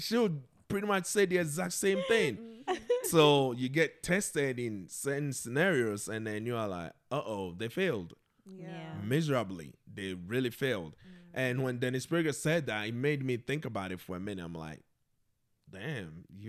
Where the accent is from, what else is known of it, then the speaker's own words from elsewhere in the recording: Ghana; I think since I came from Ghana, literally every month, something something comes up.